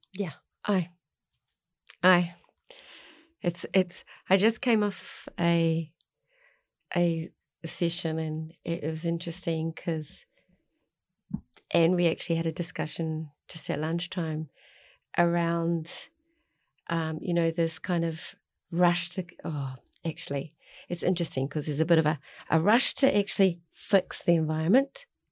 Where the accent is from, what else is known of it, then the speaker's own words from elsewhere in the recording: Mount Maunganui, Bay of Plenty, New Zealand; moved away; also born or lived in Tauranga; I grew up in Arataki at the mount